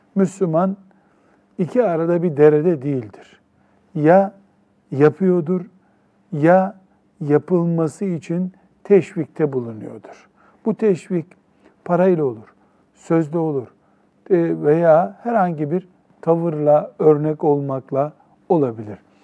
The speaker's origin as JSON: {"language": "Turkish", "country": "Turkey", "said": "Memleketimiz Türkiye"}